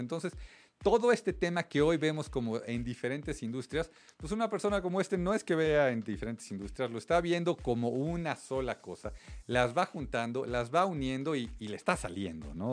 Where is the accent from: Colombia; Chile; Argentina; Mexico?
Mexico